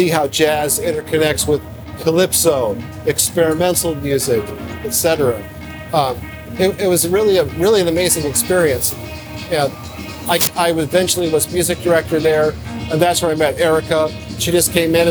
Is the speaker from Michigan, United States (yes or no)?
yes; Detroit, Michigan, United States; I grew up in Detroit